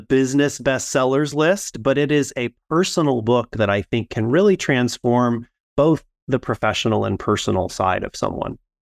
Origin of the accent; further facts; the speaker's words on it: Midwest, United States; growing up in the Midwest